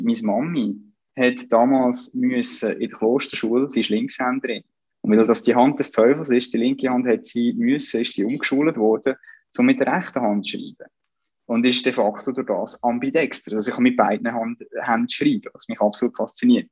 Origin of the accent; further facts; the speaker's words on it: Central Switzerland, Switzerland; ich bin da in, in der Innerschweiz aufgewachsen